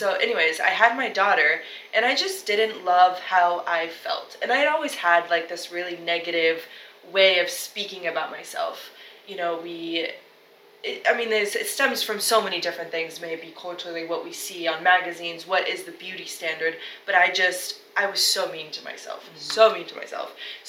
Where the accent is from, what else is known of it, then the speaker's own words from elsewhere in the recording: Peru; also born or lived in San Diego, United States; I was born in San Diego, but when I was 6, my whole family moved to Peru.